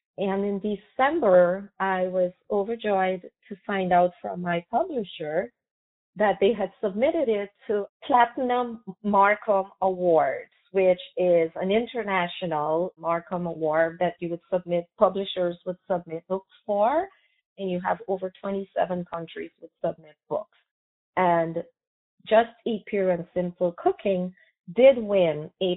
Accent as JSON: {"language": "English", "country": "Guyana", "tie": "born or raised there", "said": "I was born in British Guyana, now called Guyana, which is in South America. And I grew up surrounded with food"}